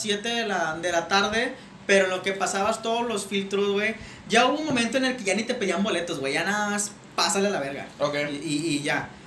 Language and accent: Spanish; Nuevo Laredo, Tamaulipas, Mexico; moved away as an adult; also born or lived in Monterrey; yo soy de aquí de Nuevo Laredo Hace 11 años yo me fui a, Monterrey debido a la universidad